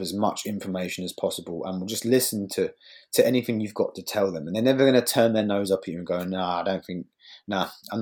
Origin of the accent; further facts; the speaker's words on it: Bournemouth, South West England, United Kingdom; my hometown in Bournemouth